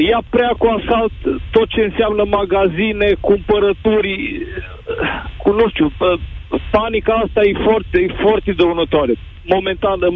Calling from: Norway; momentan vă sunt din Norvegia, țară unde momentan și locuiesc și sunt într-adevăr cu toată familia aici.

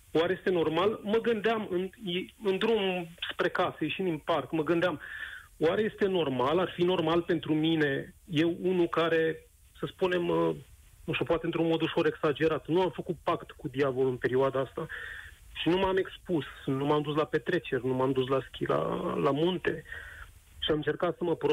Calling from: Bucharest, Romania; Uh, te sunt din București.

